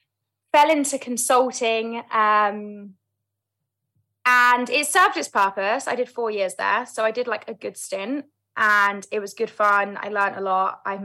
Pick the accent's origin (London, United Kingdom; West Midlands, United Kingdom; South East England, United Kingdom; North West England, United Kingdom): London, United Kingdom; So I grew up in London, South London, born and raised, and I have three older brothers.